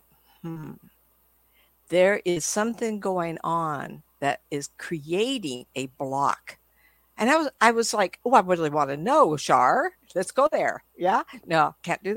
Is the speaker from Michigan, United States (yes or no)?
no; California, United States; I'm from California